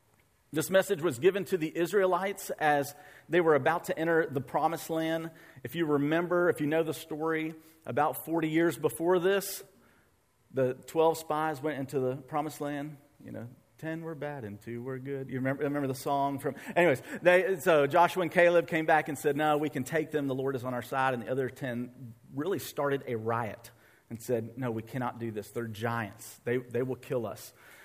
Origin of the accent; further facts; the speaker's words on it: India; than we did growing up in India. We knew we had to rely on God.